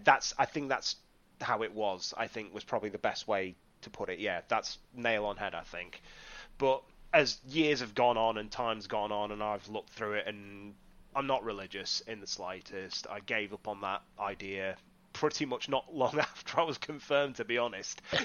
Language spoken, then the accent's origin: English; Whitby, Yorkshire and the Humber, United Kingdom; I am originally from Whitby in the northeast of England, on the, nestled nicely on the coast there